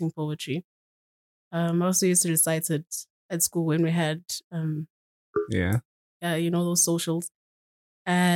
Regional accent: Eswatini; now in Johannesburg, South Africa; I was born in Swaziland, but I am currently living in Joburg

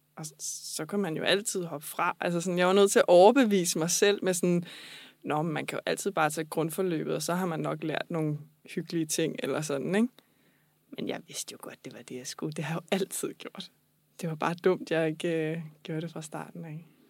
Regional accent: Falster, Zealand, Denmark; also born or lived in Copenhagen; jeg er oprindeligt fra Falster

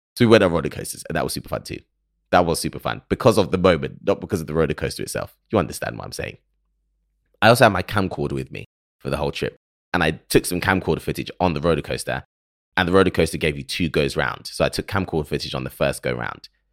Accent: United Kingdom; accent: British; someone from the U K who absorbs American culture through films and television

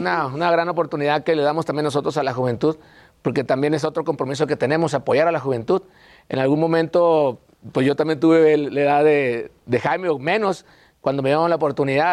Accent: Sinaloa, Mexico; traemos gente de Sinaloa, obviamente, de donde somos nosotros

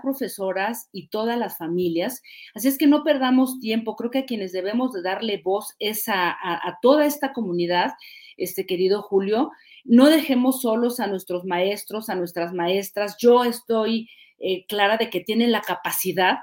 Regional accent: Mexico; moved away as an adult; also born or lived in France; yo soy hija de la escuela pública, debo decirlo, desde primaria hasta universidad. Soy hija de la escuela pública y luego me fui a estudiar fuera de México

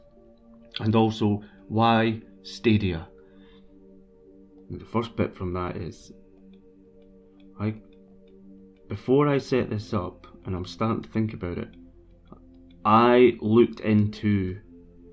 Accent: Brechin, Scotland, United Kingdom; I'm from Brechin

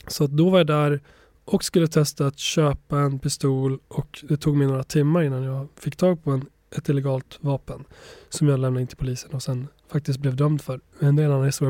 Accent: Borlänge, Dalarna County, Sweden; Swedish is a second language; also born or lived in Kosovo; uppvuxen i Bålänge i Dalarna

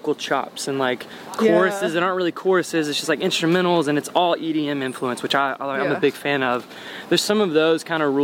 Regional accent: Sheridan, Arkansas, United States; moved away; also born or lived in Little Rock, Arkansas; I grew up in Little Rock's not, like, super small, but compared to the rest of the world, it's pretty small. The city I went to junior high and high school in is called Sheridan

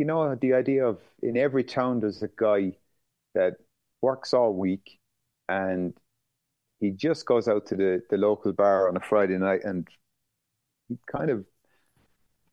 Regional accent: Skibbereen, Munster, Ireland; the town I grew up in Skibbereen

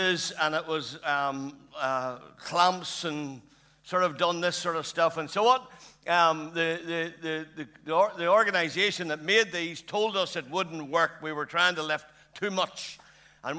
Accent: Lurgan, Northern Ireland, United Kingdom; I'm born and bred in Lurgan

